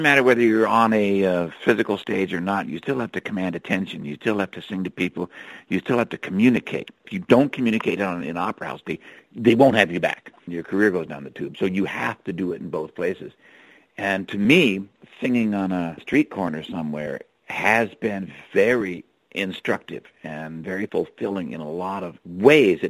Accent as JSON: {"language": "English", "town": "Cupertino", "region": "California", "country": "United States", "tie": "born or raised there", "also_born_or_lived": "Palo Alto, California / New York City / Ireland", "moved": "as an adult", "lives_now": "Seattle, United States", "said": "I'm from California originally, born in Palo Alto, raised in Cupertino, which was a little addendum to San Jose in the lower Bay Area there"}